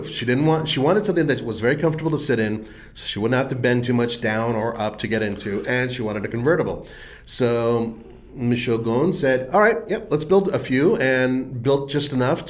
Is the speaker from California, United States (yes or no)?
yes; Southern California, United States; my hometown